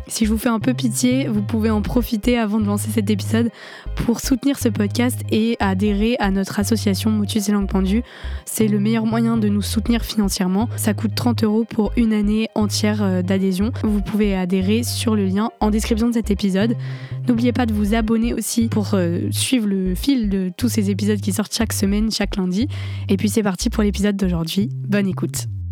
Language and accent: French; Cergy, Île-de-France, France; J'ai grandi à Cergy, en banlieue parisienne